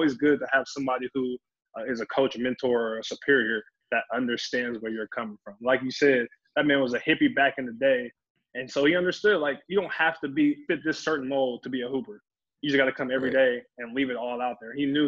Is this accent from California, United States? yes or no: no; Topeka, Kansas, United States; moved away as an adult; growing up in Kansas.